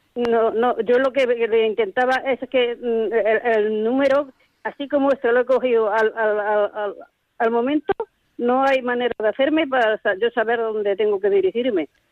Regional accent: Lanteira, Andalusia, Spain; now in Terrassa, Spain; Yo de la provincia de Granada.

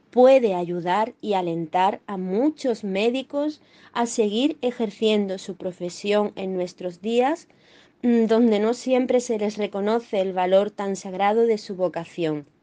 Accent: Málaga, Andalusia, Spain; como mujer malagueña, casada con un médico y madre de familia

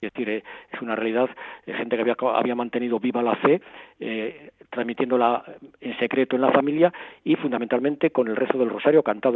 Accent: Madrid, Community of Madrid, Spain; moved away as an adult; Yo me crié en una familia cristiana, sin grandes alardes, pero cristiana. yo soy de Madrid

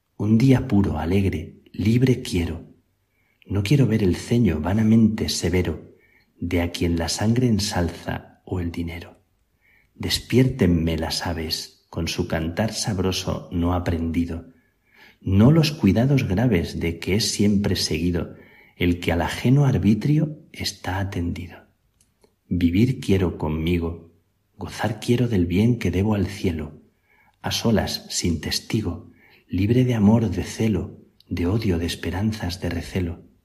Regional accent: near El Palancar, Extremadura, Spain; moved away; also born or lived in Salamanca; San Pedro de Alcántara, cerca de mi tierra, tiene el conventito más pequeño de los más pequeños tal vez que existen en el mundo, el palancar

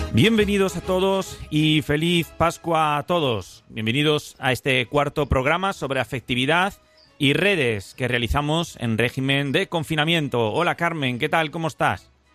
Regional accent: Spain

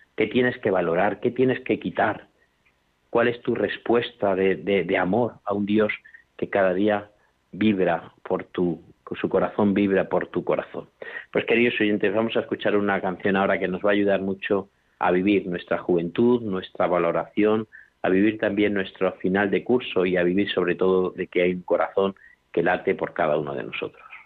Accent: La Mancha, Spain; moved away; also born or lived in Extremadura; en mi pueblo, por ejemplo, de La Mancha, donde yo soy, pues me acuerdo que cuando yo era más joven y vivía por allí

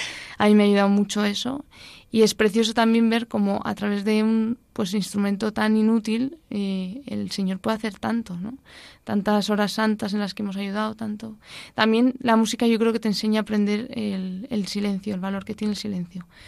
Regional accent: Madrid, Community of Madrid, Spain; also born or lived in Boadilla del Monte; yo nací en Madrid

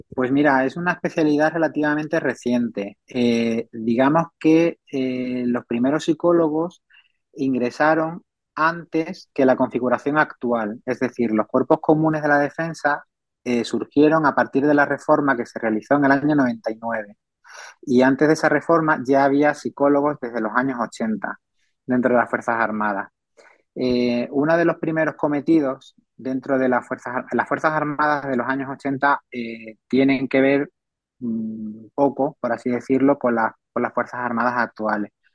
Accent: San Fernando, Andalusia, Spain; also born or lived in Seville; yo soy un, sevillano de nacimiento, pero criado en, San Fernando y toda mi familia procede de San Fernando, en Cádiz.

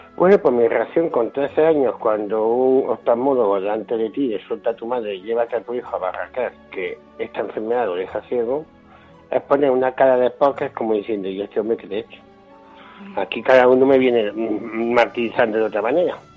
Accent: Jaén, Andalusia, Spain; also born or lived in Bilbao; aquí en Jaén, que es donde yo vivo y de donde me siento

